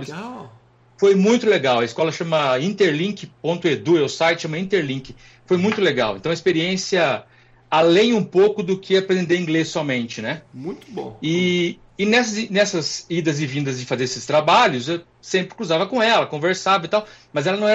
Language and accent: Portuguese; Extrema, Minas Gerais, Brazil; moved away as an adult; now in Bozeman, United States; Eu sou de Extrema, Minas Gerais.